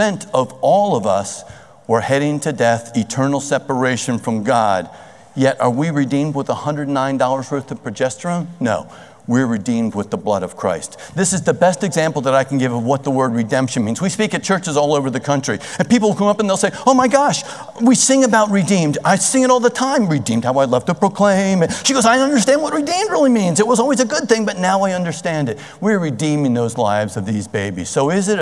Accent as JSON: {"language": "English", "town": "Cherry Hill", "region": "New Jersey", "country": "United States", "tie": "born or raised there", "said": "I grew up in Cherry Hill."}